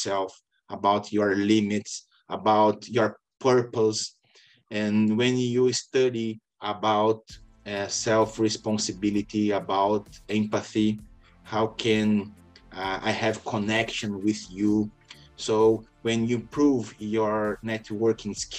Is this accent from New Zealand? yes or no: no; Brazil; I was born in Brazil